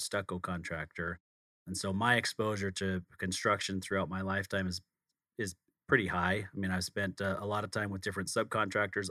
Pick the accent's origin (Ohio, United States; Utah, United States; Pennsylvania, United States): Utah, United States; outside of Salt Lake City; I grew up outside of Salt Lake City